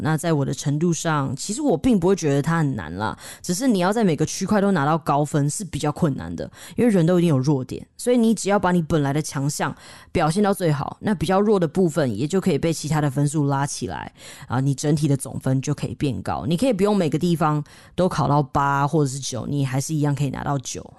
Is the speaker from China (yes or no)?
no; Taiwan; 我们台湾人的文化里面